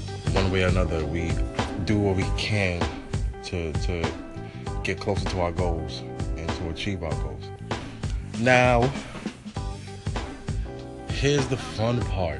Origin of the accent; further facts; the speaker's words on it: New York City, New York, United States; I'm a photographer from Brooklyn, New York